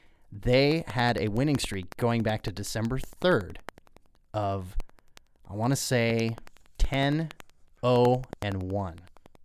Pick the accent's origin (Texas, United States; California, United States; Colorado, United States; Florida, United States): Colorado, United States; now in Idaho, United States; I grew up in Colorado.